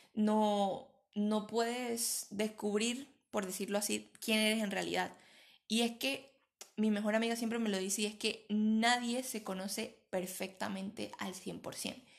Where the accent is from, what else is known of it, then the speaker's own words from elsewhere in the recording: Venezuela; now in Spain; soy venezolana, pero vivo en España.